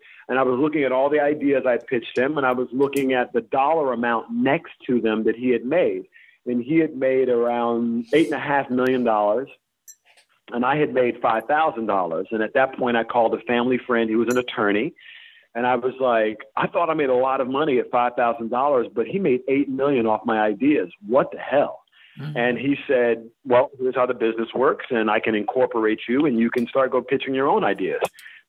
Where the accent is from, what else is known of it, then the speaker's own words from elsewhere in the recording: Mobile, Alabama, United States; born there; also born or lived in Greenville / Tallahassee; I was born in Mobile, Alabama.